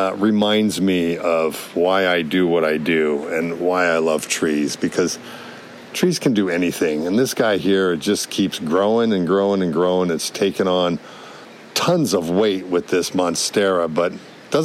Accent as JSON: {"language": "English", "region": "Hawaii", "country": "United States", "tie": "born or raised there", "said": "I grew up in Hawaii"}